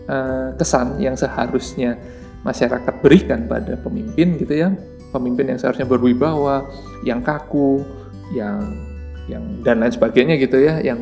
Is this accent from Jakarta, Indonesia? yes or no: no; Surabaya, East Java, Indonesia; saya tahu Pak Emil itu awalnya saat di Surabaya pada saat itu di kota saya sedang dibangun sebuah apa ya toko buku